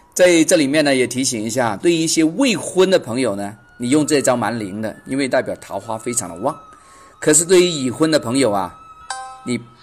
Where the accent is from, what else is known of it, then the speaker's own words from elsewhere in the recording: China; 我们中国人嘛